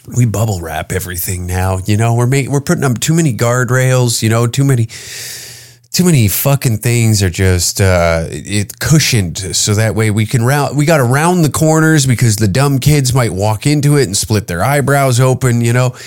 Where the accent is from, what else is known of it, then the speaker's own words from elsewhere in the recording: Canada; As a Canadian